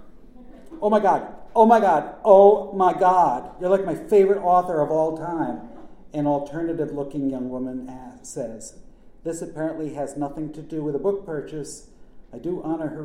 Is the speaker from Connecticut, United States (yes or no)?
yes; Norwich, Connecticut, United States; also born or lived in Willimantic, Connecticut; my childhood in my hometown of Norwich, Connecticut